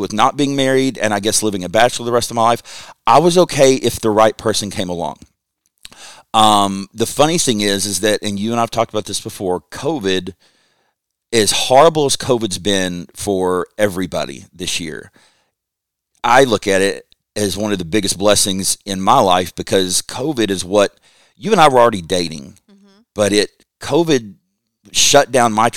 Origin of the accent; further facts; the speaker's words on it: Lexington, Kentucky, United States; I grew up in Kentucky, lived in Lexington